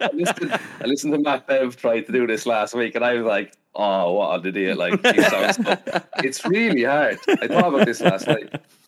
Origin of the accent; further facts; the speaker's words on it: Ireland; I'm from Ireland.